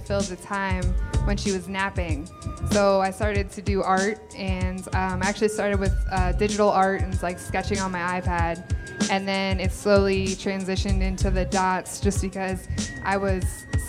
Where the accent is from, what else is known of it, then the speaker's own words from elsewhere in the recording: State College, Pennsylvania, United States; moved away as an adult; now in New York, United States; I grew up in State College, Pennsylvania, about 7 minutes away from the Penn State University campus